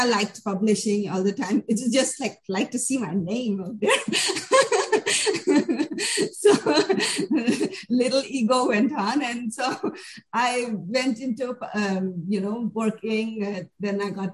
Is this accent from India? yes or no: yes; India; moved away as an adult; also born or lived in New Delhi; now in United States; I come from India.